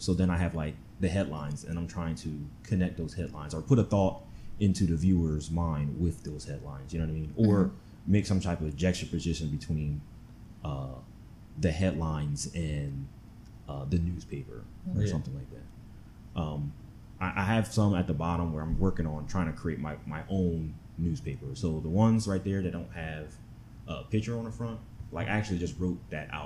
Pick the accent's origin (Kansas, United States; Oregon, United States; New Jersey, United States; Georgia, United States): New Jersey, United States; moved away as an adult; also born or lived in Chicago; now in Houston, United States; I am from New Jersey